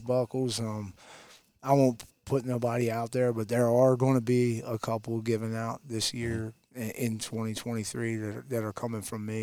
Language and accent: English; Delaware, United States; moved away as an adult; now in Tennessee, United States; Me and my wife were both born and raised in Delaware